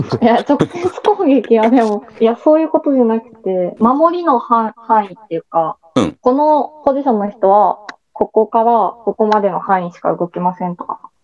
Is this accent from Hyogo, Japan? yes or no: no; Hiroshima, Japan; 地元が広島なので